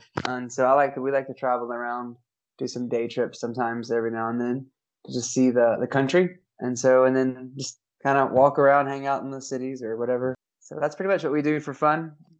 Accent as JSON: {"language": "English", "region": "Alabama", "country": "United States", "tie": "born or raised there", "also_born_or_lived": "Jackson, Tennessee", "moved": "as an adult", "lives_now": "Romania", "said": "I grew up in Alabama, decided to go to Union University in Jackson, Tennessee, because it was 8 hours away from my hometown."}